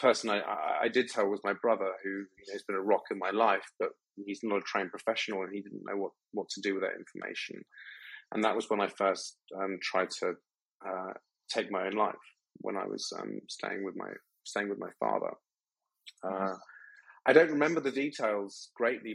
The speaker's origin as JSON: {"language": "English", "country": "United Kingdom", "also_born_or_lived": "Thailand", "moved": "yes", "said": "being British"}